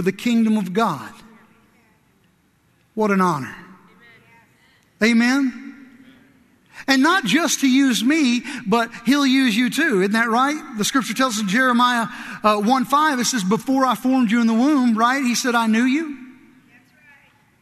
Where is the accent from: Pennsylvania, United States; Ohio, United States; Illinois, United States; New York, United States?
Illinois, United States; southern; born or raised there; moved away; also born or lived in Kentucky